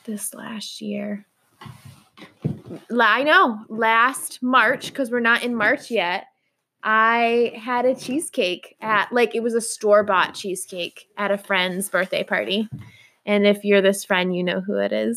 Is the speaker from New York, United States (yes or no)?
yes; Howard, New York, United States; I grew up in Little Howard, New York